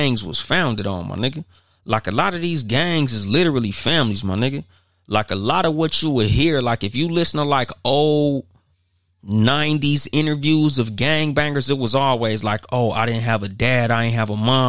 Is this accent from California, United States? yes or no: yes; Compton, California, United States; now in Highland, United States; I don't live in the city that I'm from. I'm from Compton. But I live in Highland